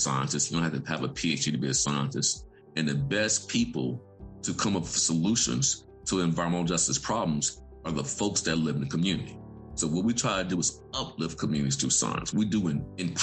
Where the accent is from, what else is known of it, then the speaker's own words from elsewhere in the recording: Vicksburg, Mississippi, United States; I grew up in Vicksburg, Mississippi, near a concrete crushing facility